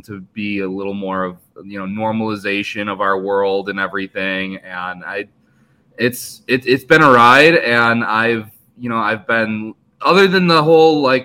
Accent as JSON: {"language": "English", "town": "Detroit", "region": "Michigan", "country": "United States", "tie": "born or raised there", "said": "growing up in the Metro Detroit area, I grew up in Joe Louis Arena watching all those legendary teams there"}